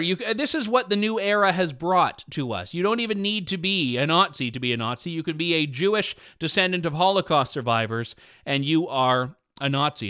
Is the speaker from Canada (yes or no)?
yes; Canada; I'm Canadian